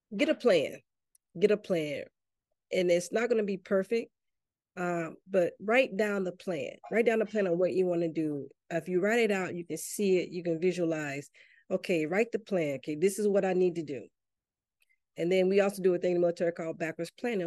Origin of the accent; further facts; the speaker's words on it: Enterprise, Mississippi, United States; moved away; also born or lived in Gaithersburg, Maryland / McLean, Virginia; I'm originally from Mississippi, a little town called Enterprise